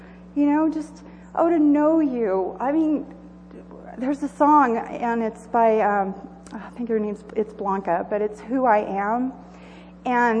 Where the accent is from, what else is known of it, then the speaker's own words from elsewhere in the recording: Southern California, United States; moved away as an adult; also born or lived in Joshua Springs; now in Idaho, United States; I grew up in Southern California, in the desert